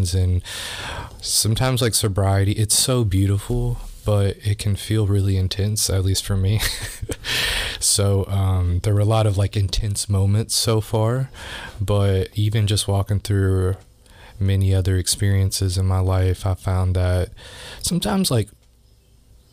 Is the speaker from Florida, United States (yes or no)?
no; Louisville, Kentucky, United States; I grew up here in Louisville